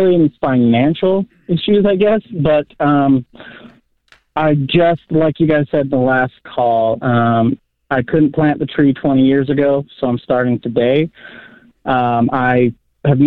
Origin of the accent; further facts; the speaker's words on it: Roosevelt, Utah, United States; So, I moved back to my hometown in Roosevelt, which is just a couple hours outside